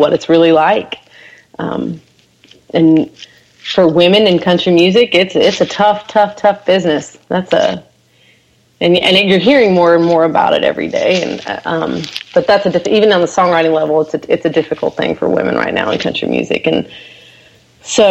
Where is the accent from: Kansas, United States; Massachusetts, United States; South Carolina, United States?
Kansas, United States; now in Nashville, United States; I am originally from Kansas